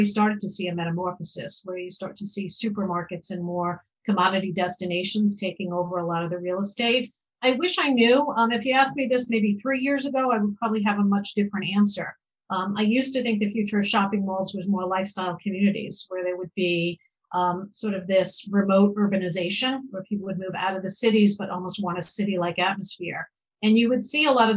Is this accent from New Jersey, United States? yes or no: no; Long Island, New York, United States; growing up on Long Island